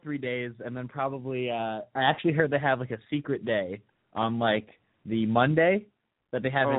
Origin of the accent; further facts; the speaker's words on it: Thornhill, Ontario, Canada; I'm from Thornhill, Ontario.